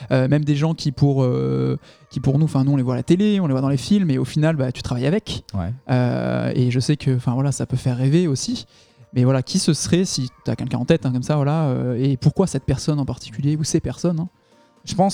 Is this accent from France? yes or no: yes; France; c'est vrai que nous, en tant que Français, bah, les US, Los Angeles, ça fait, ça peut faire rêver.